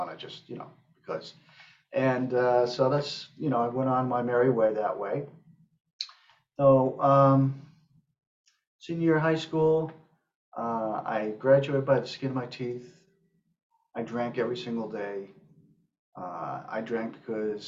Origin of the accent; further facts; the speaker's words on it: northern Westchester County, New York, United States; also born or lived in Manhattan, New York; I grew up in northern Westchester County, just north of New York City. I was born in Manhattan, and we moved up there when I was small.